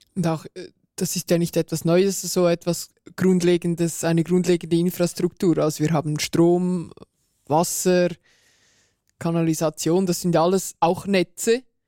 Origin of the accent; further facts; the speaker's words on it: Switzerland; bei uns in der Schweiz